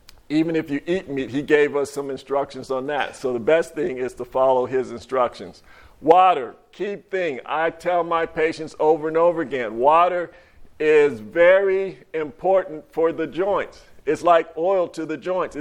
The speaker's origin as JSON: {"language": "English", "region": "California", "country": "United States", "moved": "yes", "lives_now": "Monticello, United States", "said": "I'm from California"}